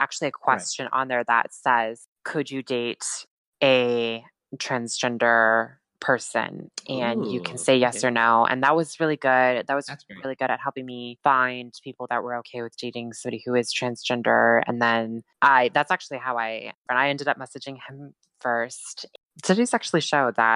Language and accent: English; Montana, United States; moved away as an adult; also born or lived in Fort Collins, Colorado; now in Oregon, United States; I now live in Oregon, but I'm originally from Montana.